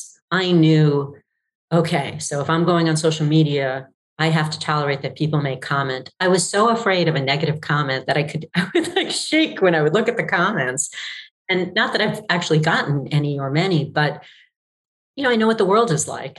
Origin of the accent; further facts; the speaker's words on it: New York, United States; I grew up in New York